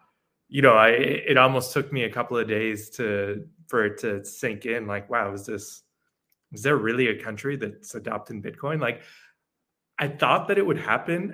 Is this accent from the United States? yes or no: yes; New York, United States; moved away as an adult; now in El Salvador; I'm originally from New York. I moved down to El Salvador about a year and a half ago